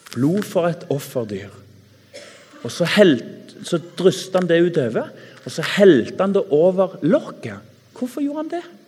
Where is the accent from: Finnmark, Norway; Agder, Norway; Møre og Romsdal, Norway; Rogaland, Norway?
Rogaland, Norway; Tananger; Når jeg vokste opp i Tananger, på bedehuset